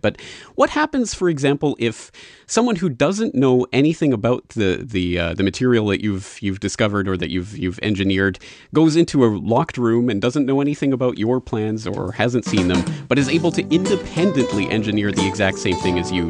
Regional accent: Canada; now in Japan; I'm a Canadian living in Japan

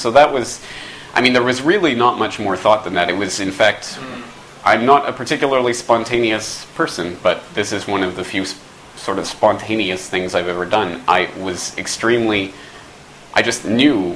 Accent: Canada; moved away as an adult; also born or lived in Dublin, Ireland; I'm from Canada

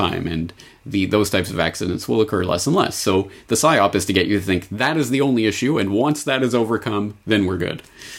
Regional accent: Canada; as a Canadian all of my life

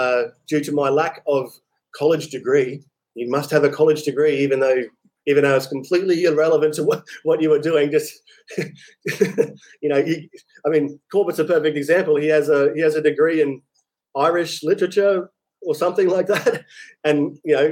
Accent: Australia; moved away as an adult; also born or lived in Vietnam; So I leave Vietnam, go back to Australia. I say to my parents, when I went back to my hometown

